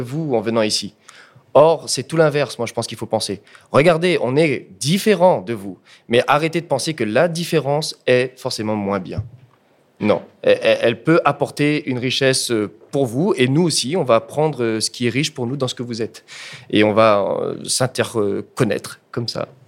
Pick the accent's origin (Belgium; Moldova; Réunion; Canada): Réunion; J'ai dû attendre à ce moment-là d'être en master pour apprendre l'histoire de mon île.